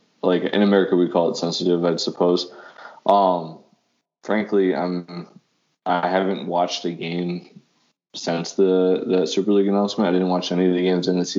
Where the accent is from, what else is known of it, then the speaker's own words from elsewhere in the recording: United States; as an American